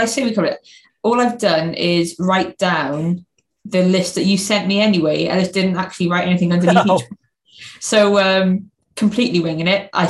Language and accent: English; Swansea, Wales, United Kingdom; I'm from Swansea